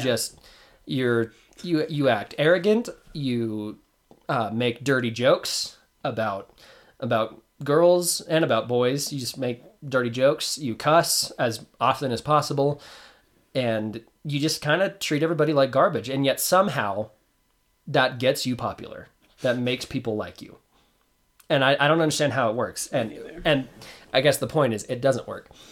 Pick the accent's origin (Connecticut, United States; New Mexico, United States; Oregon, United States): New Mexico, United States; Roswell; I was born in Roswell, New Mexico